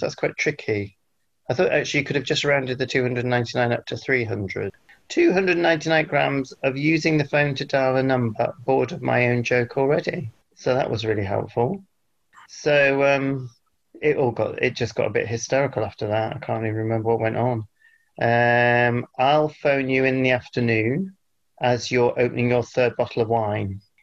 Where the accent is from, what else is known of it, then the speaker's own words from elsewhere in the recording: United Kingdom; British Britons, whatever we are